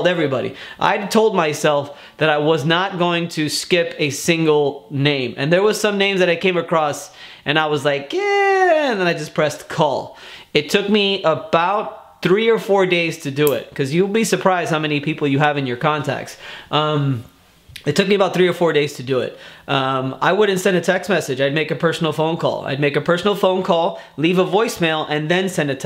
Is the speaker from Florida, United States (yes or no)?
yes; Miami, Florida, United States; moved away as an adult; now in Tampa, United States; I am born and raised in Miami, Florida